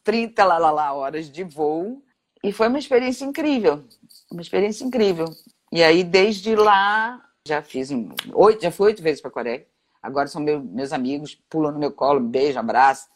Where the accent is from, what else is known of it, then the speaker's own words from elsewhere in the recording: Brazil; eu sou brasileira